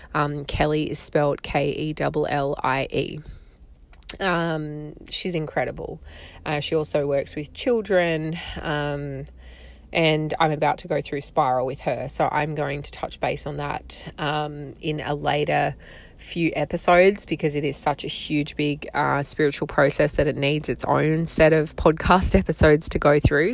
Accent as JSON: {"language": "English", "country": "Australia", "accent": "strong Australian", "said": "I live in Australia. You can probably hear from my accent. It is apparently very strong."}